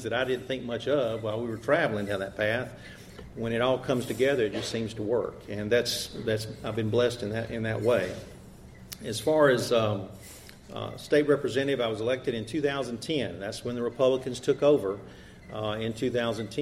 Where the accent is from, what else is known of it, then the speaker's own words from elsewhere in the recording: Andalusia, Alabama, United States; I'm from Andalusia